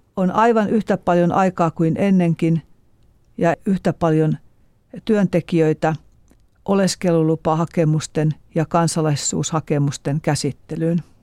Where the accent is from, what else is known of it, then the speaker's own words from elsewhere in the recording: Eastern Finland, Finland; Minä olen kotoisin Itä-Suomesta.